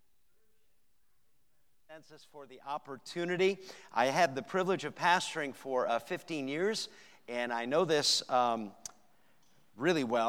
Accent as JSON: {"language": "English", "area": "New Hampshire, Maine", "region": "New England", "country": "United States", "tie": "born or raised there", "said": "I grew up in New England, New Hampshire, Maine"}